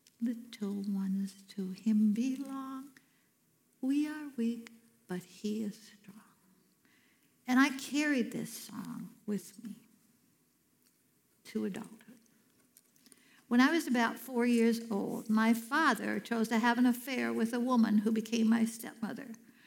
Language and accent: English; Cadillac, Michigan, United States; also born or lived in Chicago; I was born in Chicago while my parents were attending Moody Bible Institute. After they graduated, we moved to Cadillac, Michigan.